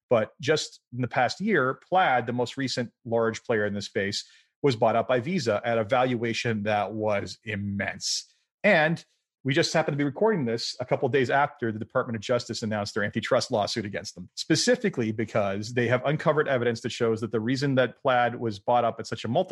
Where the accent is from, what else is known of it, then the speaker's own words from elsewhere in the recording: Canada; including my home country of Canada